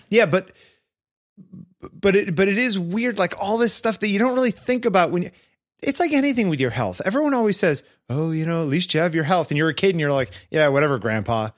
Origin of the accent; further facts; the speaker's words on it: East Coast of the US, United States; I grew up on the East Coast of the U S.